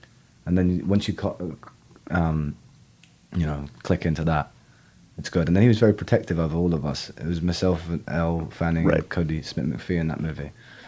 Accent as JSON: {"language": "English", "region": "South East England", "country": "United Kingdom", "tie": "born or raised there", "also_born_or_lived": "North London / Williamsburg, New York", "lives_now": "London, United Kingdom", "said": "I grew up an hour west of London in the countryside."}